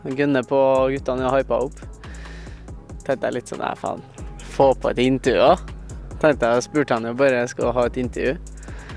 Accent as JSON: {"language": "Norwegian", "town": "Trondheim", "region": "Trøndelag", "country": "Norway", "tie": "born or raised there", "said": "født og oppvokst i Trondheim"}